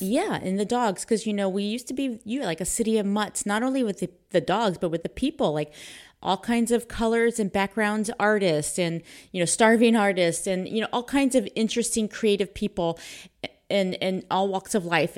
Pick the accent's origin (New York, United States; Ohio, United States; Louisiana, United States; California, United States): California, United States; Pleasanton; I grew up in Pleasanton.